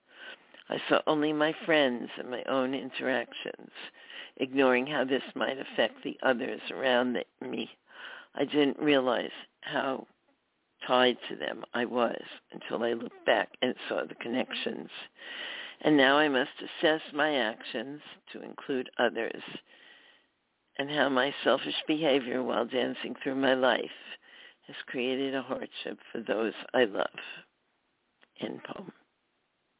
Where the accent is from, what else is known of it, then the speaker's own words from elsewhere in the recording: New York City, New York, United States; that was from my memoir, Just a Girl from Brooklyn, and of course I was born in Brooklyn